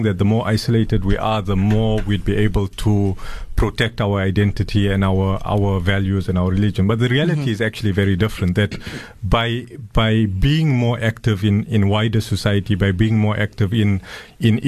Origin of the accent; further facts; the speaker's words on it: South Africa; South African citizens